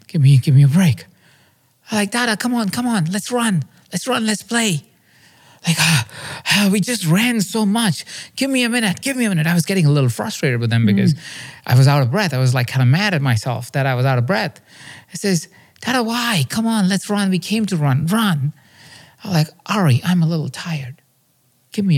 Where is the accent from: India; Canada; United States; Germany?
India; I grew up in India in a small town